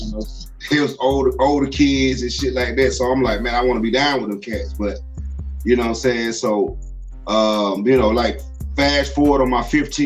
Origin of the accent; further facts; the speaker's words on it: Atlanta, Georgia, United States; also born or lived in Gainesville, Georgia; I moved in with my pops in Atlanta in Zone 3 in Polar Rock or by Lakewood, went to Fulton High.